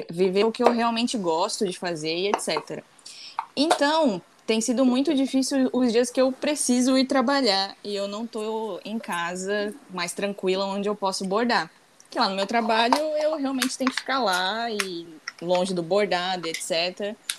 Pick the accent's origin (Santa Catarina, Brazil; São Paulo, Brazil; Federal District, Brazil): Santa Catarina, Brazil; now in Rio de Janeiro, Brazil; eu moro no Rio, mas eu sou de Santa Catarina. Então toda a minha família está lá em Santa Catarina